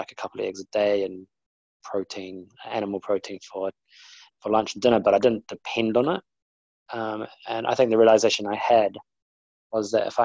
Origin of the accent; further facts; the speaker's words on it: New Zealand; moved away as an adult; now in London, United Kingdom; I'm originally from New Zealand and now live in London. My background was that I was brought up, you know, beach and barbecues from I guess what, age 10 up to 27